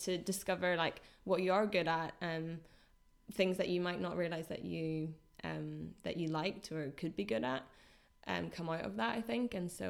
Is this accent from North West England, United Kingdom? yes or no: no; Northern Ireland, United Kingdom; accent: Northern Irish; Yeah, I was really conscious of it. So I think I neutralized my accent quite a lot because I was teaching them English.